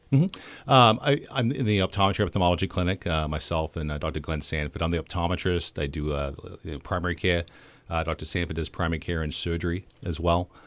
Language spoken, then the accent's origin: English; Australia; moved away as an adult; also born or lived in Chicago; now in Clinton, United States; my hometown in Australia where I grew up